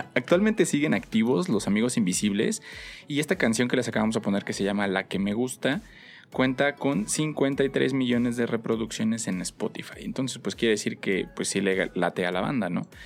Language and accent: Spanish; Mexico; cómo somos los mexicanos